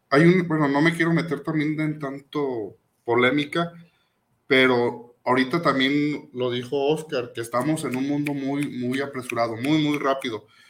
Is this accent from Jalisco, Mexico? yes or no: yes; Tlaquepaque, Jalisco, Mexico; Yo me acuerdo cuando yo era niño, de ahí del barrio de San Pedro, yo soy de San Pedro Tlaquepaque